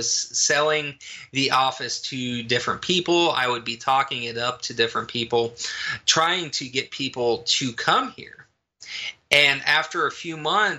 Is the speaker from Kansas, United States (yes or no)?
yes; rural Kansas, United States; moved away; back in my hometown, back in rural Kansas, but the town that I grew up in and liked